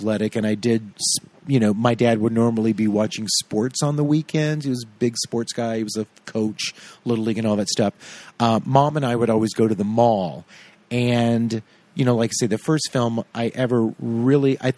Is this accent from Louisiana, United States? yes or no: yes; Tallulah, Louisiana, United States; I grew up in a town named Tallulah.